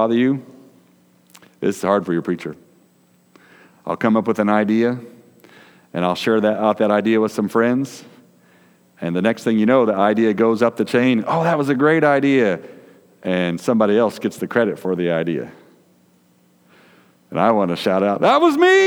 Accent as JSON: {"language": "English", "town": "Decatur", "region": "Illinois", "country": "United States", "tie": "born or raised there", "said": "where we grew up in Decatur, Illinois"}